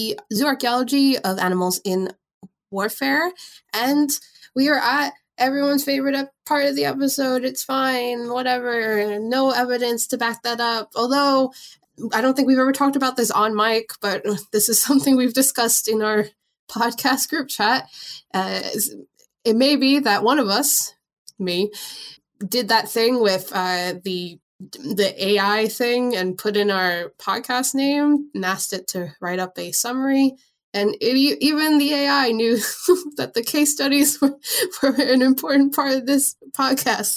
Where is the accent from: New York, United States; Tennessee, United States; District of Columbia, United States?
New York, United States; New York City; moved away; I'm originally from New York